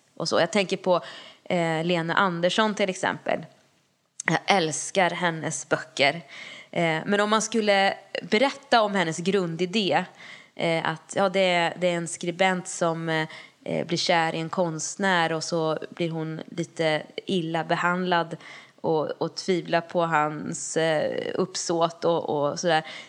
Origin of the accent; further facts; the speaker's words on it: Lesjöfors, Värmland, Sweden; min hemby Lesjöfors